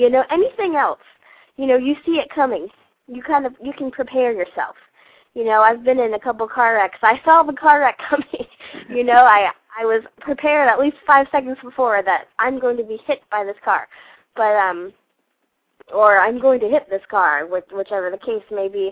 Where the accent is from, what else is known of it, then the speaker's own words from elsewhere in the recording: Georgia, United States; I grew up in Georgia, and Georgia is full of bugs, all kinds of bugs